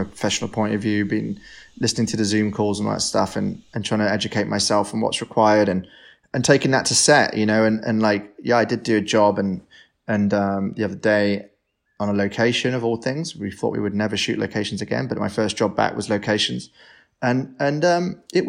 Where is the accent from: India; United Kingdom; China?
United Kingdom; Devon, South West England; now in London, United Kingdom; When I was growing up in Devon